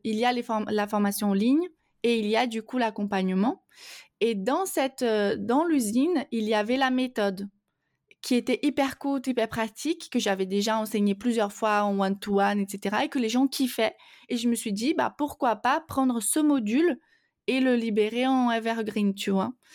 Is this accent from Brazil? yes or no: yes; Brazil; French is a second language; moved away; je, suis donc brésilienne